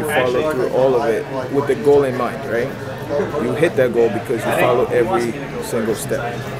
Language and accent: English; Ghana; I'm from Ghana